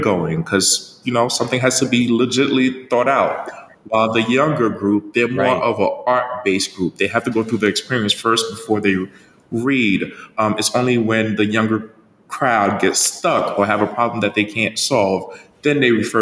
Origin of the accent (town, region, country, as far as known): Jersey City, New Jersey, United States; born or raised there; English is a second language; also born or lived in Haiti